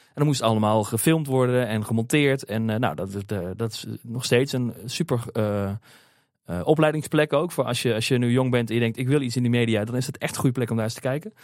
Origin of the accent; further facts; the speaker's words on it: Beneden-Leeuwen, Gelderland, Netherlands; ik kom uit het land van Maas Waal, oorspronkelijk uit, uit het dorpje Benedenleeuwen